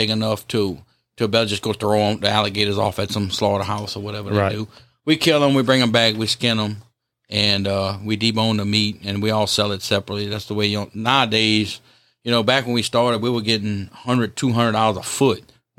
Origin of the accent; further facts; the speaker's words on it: South Louisiana, United States; I grew up in Down South.